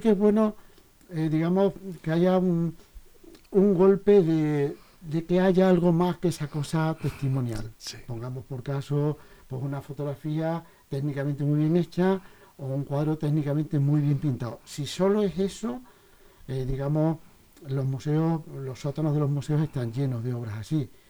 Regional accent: South, Spain; moved away; provengo del sur, por posiblemente toda esa, esta luz tan maravillosa de mi pueblo, pues correteando por ahí con mis amigos, se me colaría dentro en mi infancia

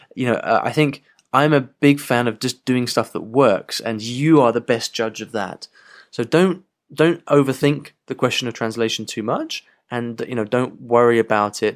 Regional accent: England, United Kingdom; I have perfect English 'cause I'm English

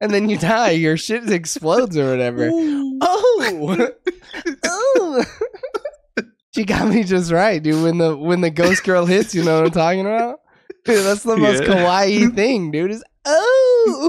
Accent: United States; It's in my blood as an American

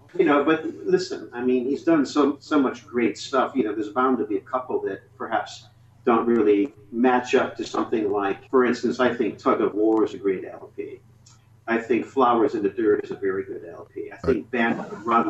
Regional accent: New England, United States; me growing up in New England during the … years

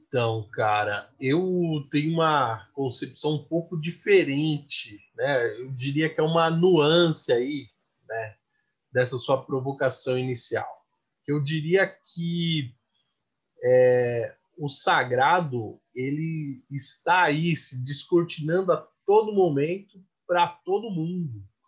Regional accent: São Paulo, Brazil; first language Portuguese; eu sou da periferia de São Paulo

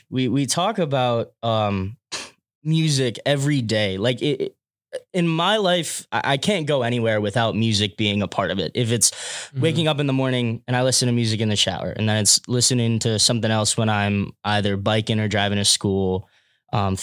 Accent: Severn, Maryland, United States; double major in music and IR from Severn, Maryland.

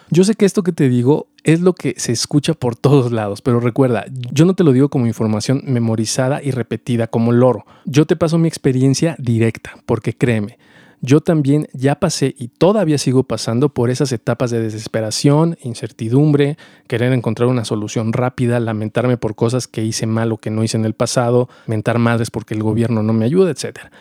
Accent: Mexico; also born or lived in Mexico City; Soy mexicano, vivo en la Ciudad de México

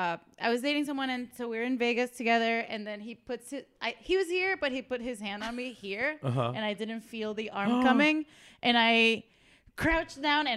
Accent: Venezuela; moved away; So I am from Venezuela and my country is insane. So I come from a violent place. I come from a violent place

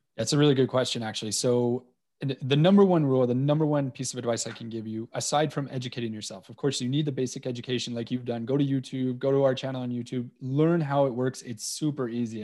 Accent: Montreal, Quebec, Canada; moved away as an adult; now in Cayman Islands; growing up in Montreal

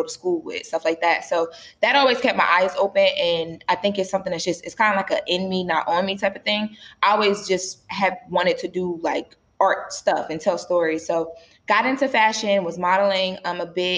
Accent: Wilmington, Delaware, United States; now in Los Angeles, United States; I'm from Wilmington, Delaware, which is pretty far from LA.

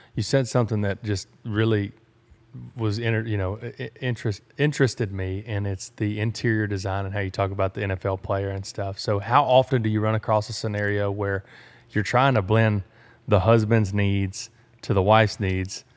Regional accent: Sour Lake, Texas, United States; I'm from Sour Lake, Texas

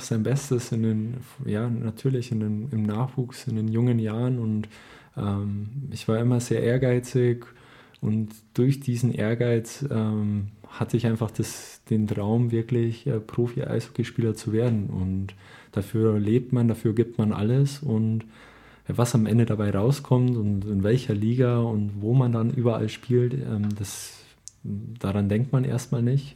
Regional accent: Marktredwitz, Bavaria, Germany; Ich bin gebürtiger Marc Marktredwitzer

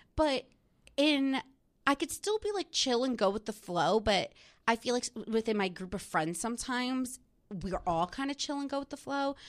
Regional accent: New Jersey, United States; now in New York, United States; I'm from New Jersey

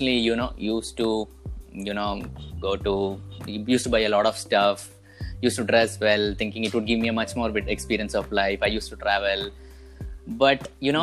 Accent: Kerala, India; I am from Kerala.

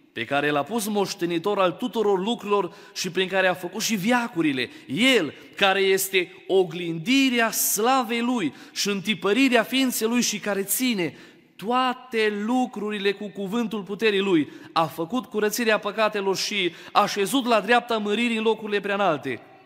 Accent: Baia Mare, Maramureș County, Romania; eu sunt din Baia Mare.

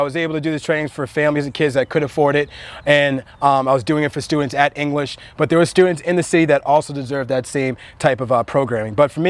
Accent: Nigeria; I'm actually from Nigeria

